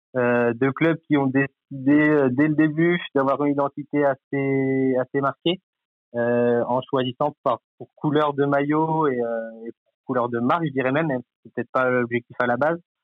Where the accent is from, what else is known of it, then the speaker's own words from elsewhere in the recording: Cherbourg, Normandy, France; je suis normand, originaire donc de Cherbourg